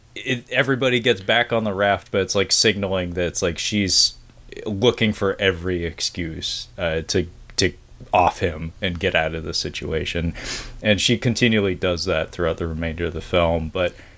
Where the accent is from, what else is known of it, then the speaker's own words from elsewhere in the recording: Pacific Northwest, United States; my region, growing up in the Pacific Northwest